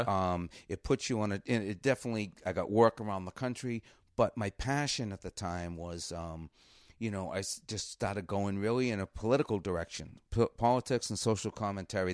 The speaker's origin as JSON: {"language": "English", "town": "Cambridge", "region": "Massachusetts", "country": "United States", "tie": "born or raised there", "said": "I grew up in Cambridge and we grew up a mile from the Hasty Pudding"}